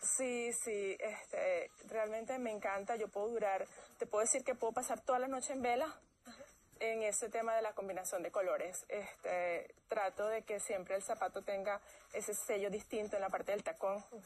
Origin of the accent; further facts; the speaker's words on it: Venezuela; moved away; trabajé en tres compañías transnacionales en mi país, Venezuela